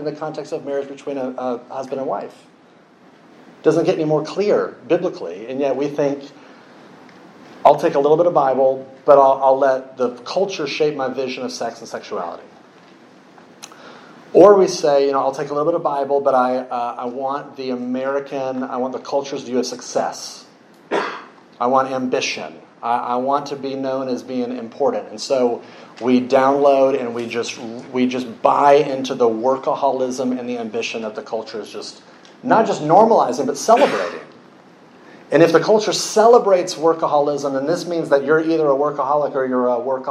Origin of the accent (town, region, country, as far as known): United States